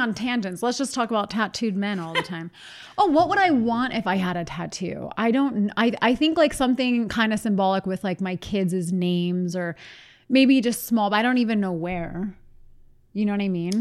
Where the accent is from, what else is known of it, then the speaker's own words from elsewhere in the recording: East Coast, United States; we're from the East Coast